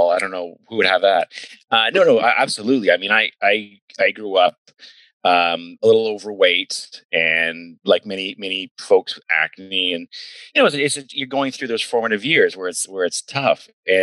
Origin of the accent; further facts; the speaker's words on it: Ayr, Ontario, Canada; moved away as an adult; also born or lived in Vancouver / United States; I grew up in Ayr, Ontario.